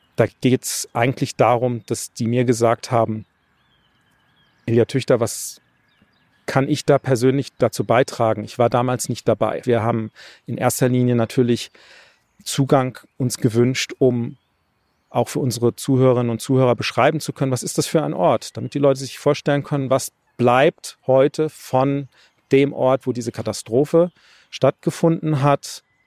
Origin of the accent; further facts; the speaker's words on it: Weinstraße, Rhineland-Palatinate, Germany; ich bin ja an der Weinstraße aufgewachsen